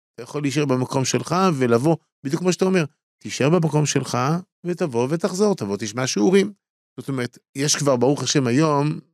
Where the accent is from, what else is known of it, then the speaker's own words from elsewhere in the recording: Tel Aviv, Tel Aviv District, Israel; אני גדלתי בתל אביב, בסדר? אה, תל אביבי